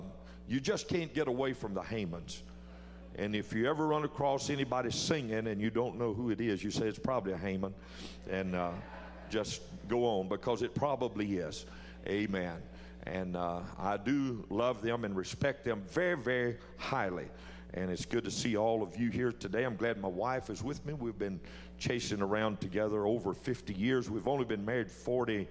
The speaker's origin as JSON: {"language": "English", "town": "Jena", "region": "Louisiana", "country": "United States", "tie": "born or raised there", "said": "I am from Gina, Louisiana. I was born and raised in Gina, actually 10 miles out in the country"}